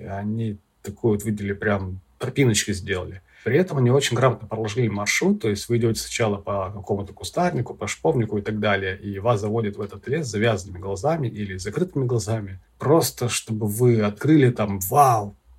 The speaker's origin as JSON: {"language": "Russian", "town": "Vladivostok", "region": "Primorsky Krai", "country": "Russia", "tie": "born or raised there", "said": "коренному жителю Приморского края Владивостока"}